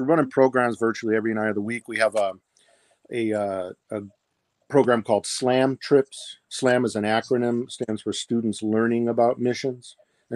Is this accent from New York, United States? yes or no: no; Toppenish, Washington, United States; I'm from Toppenish, Washington